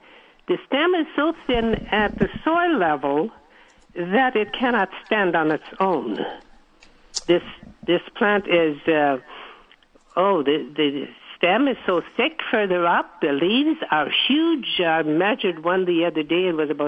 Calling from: Winnipeg, Manitoba, Canada

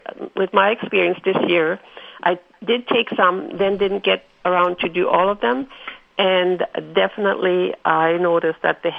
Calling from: Winnipeg, Manitoba, Canada

